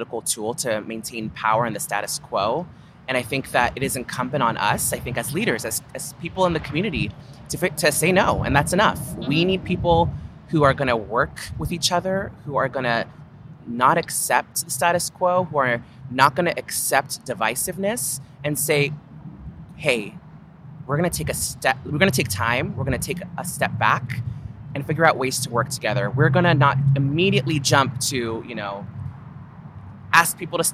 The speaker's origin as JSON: {"language": "English", "town": "San Francisco", "region": "California", "country": "United States", "tie": "born or raised there", "said": "a Black woman born and raised in San Francisco"}